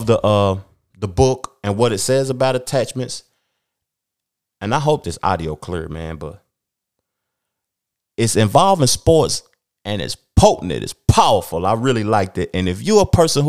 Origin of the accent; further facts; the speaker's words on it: Knoxville, Tennessee, United States; I grew up in Knoxville, Tennessee, a SEC city